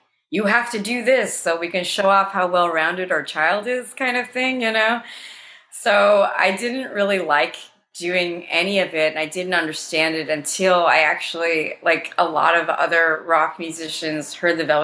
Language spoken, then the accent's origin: English; New Jersey, United States; moved away as an adult; now in Brooklyn, United States; when I was growing up in Jersey